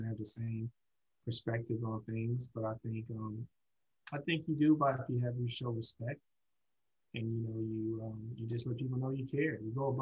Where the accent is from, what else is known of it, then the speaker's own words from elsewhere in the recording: New York City, New York, United States; moved away; also born or lived in Houston / Southern California / St. Louis / Tennessee; Brooklyn native